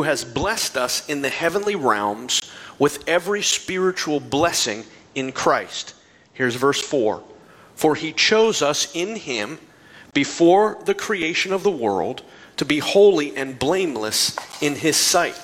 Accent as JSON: {"language": "English", "town": "Hubbard", "region": "Ohio", "country": "United States", "tie": "born or raised there", "said": "my hometown of Hubbard, Ohio"}